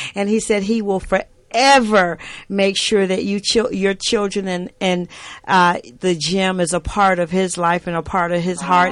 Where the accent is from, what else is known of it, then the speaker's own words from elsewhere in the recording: the South, United States; I was raised in the South